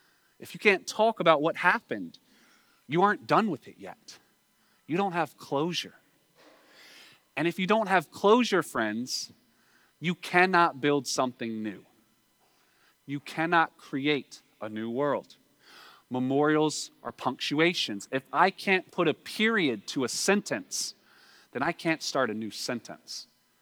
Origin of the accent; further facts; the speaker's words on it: United States; we don't have to look to Russia as a, you know, growing up in America to see our own unreckoned past